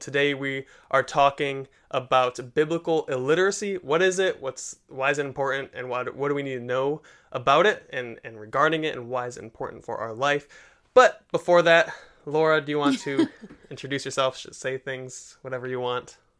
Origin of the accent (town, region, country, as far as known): Detroit, Michigan, United States; born or raised there